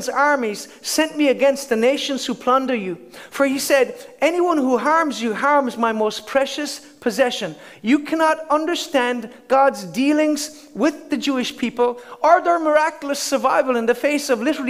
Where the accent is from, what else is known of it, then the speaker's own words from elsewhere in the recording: Ireland; as an Irishman, have the right to live in Ireland